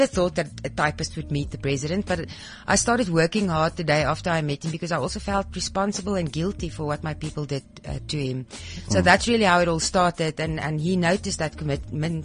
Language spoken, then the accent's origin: English; Pretoria, Gauteng, South Africa; In the north of Pretoria, very conservative